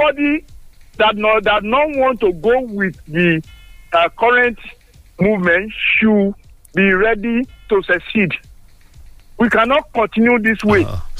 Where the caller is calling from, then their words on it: Nigeria; I'm calling from Songo.